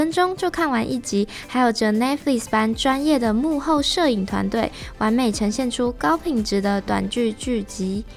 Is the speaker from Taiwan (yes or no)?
yes; Taiwan; 我们台湾人